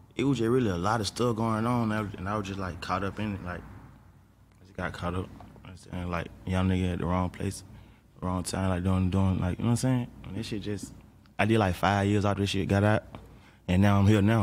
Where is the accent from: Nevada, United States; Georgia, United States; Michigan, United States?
Georgia, United States; Atlanta; I'm from Atlanta